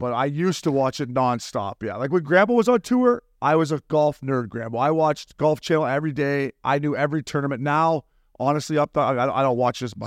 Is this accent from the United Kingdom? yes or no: no; Canada; to be a Canadian